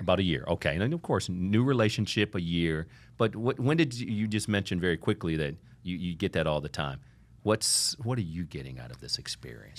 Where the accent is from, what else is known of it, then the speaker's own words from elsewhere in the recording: Toledo, Ohio, United States; now in Miami, United States; I grew up in Toledo, Ohio